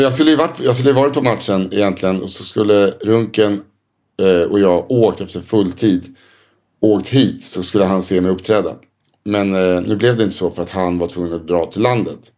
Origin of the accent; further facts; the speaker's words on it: Sweden; som svensk